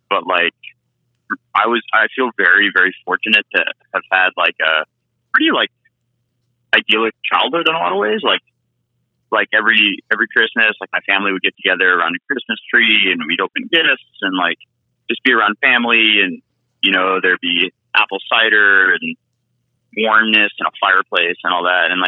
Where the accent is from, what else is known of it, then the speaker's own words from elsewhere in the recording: San Francisco Bay Area, California, United States; now in Vancouver, Canada; I am from the San Francisco Bay Area of California.